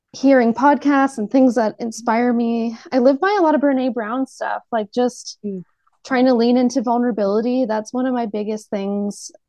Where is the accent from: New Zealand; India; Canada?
Canada; growing up in Canada